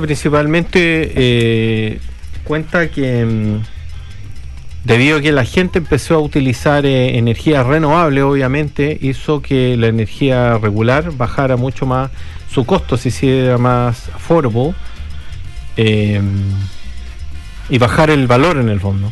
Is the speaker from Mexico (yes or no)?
no; Chile; now in New Zealand; Nosotros, si bien somos chilenos